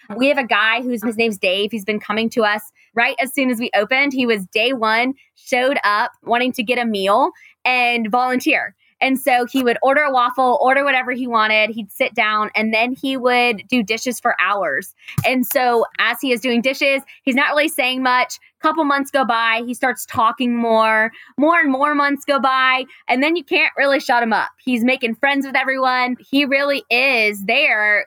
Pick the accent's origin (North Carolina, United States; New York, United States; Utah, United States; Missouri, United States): North Carolina, United States; Raleigh; I grew up in Raleigh, lucky to have grown up in Raleigh Still live in Raleigh.